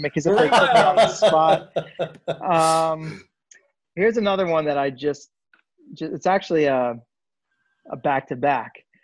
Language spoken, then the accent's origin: English; Northern Virginia, United States; also born or lived in Queens, New York; I was born in Queens. Most of my family's from Queens or the Bronx. My mom was born in the Bronx. Right. So we're original New Yorkers, but when I was 4, we moved to Northern Virginia